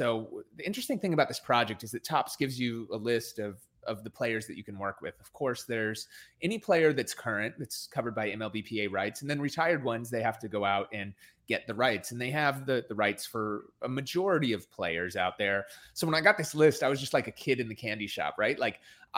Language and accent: English; New York, United States; now in Los Angeles, United States; I was born in New York